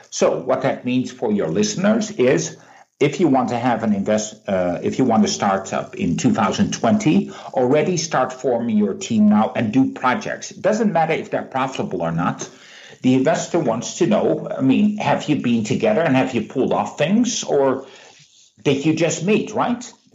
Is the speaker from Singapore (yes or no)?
no; Netherlands; I'm being cynical from Holland